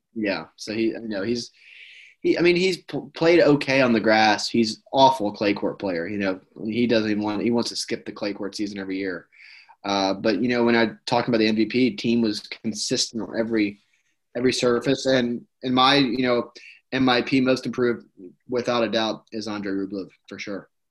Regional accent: United States; as an American

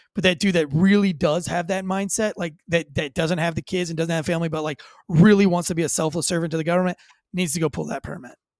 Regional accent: United States

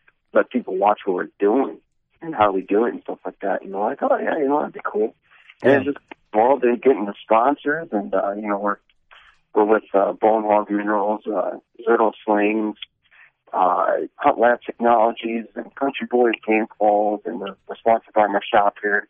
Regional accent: Davenport, Iowa, United States; I'm from Davenport, Iowa.

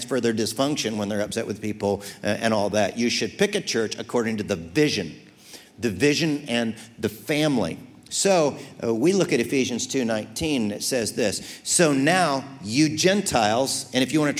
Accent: United States; I'm American way second

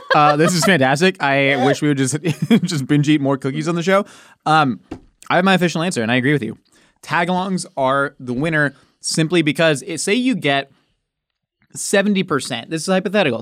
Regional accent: Southern California, United States; also born or lived in Oceanside, California; Growing up in Southern California

